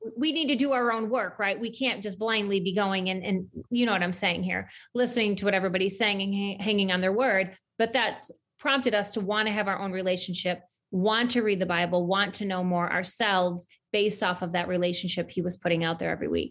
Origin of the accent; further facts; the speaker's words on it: central New York, United States; I grew up in central New York